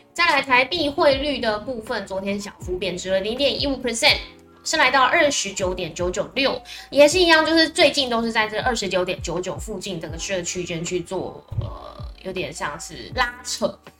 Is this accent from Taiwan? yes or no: yes; Tainan, Taiwan; 我发现身为台南人